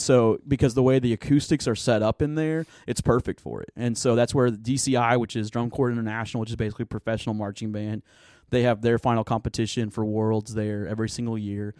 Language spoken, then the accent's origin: English; Tulsa, Oklahoma, United States; also born or lived in Broken Arrow, Oklahoma; I was born and raised in Tulsa, Oklahoma, so Oki from the, from the start of it.